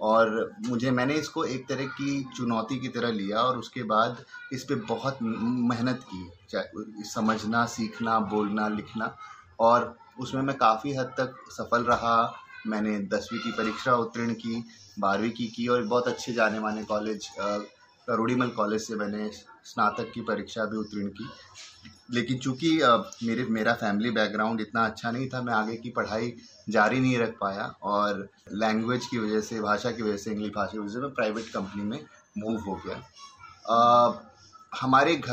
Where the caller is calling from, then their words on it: Delhi, India; और मैं नॉर्थ दिल्ली से बात कर रहा हूँ